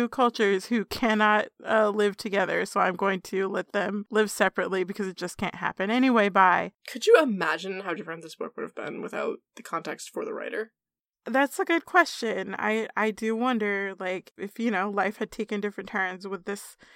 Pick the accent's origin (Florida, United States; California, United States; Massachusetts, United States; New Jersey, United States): Massachusetts, United States; Yes, I am from Massachusetts, and yes, I am very happy with my legislature